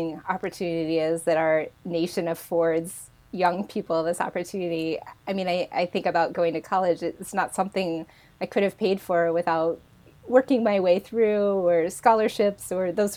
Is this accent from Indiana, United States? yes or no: yes; rural Indiana, United States; moved away as an adult; now in Berkeley, California, United States; I grew up in rural Indiana